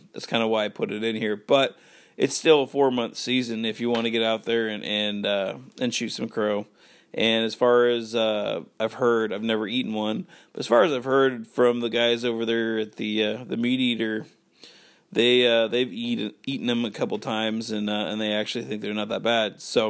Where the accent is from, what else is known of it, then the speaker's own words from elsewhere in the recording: Washington, United States; But for me growing up in Washington, there's really no squirrels you can hunt.